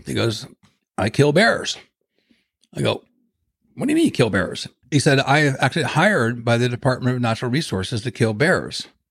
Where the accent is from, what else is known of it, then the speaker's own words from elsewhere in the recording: Ohio, United States; moved away; I grew up in Ohio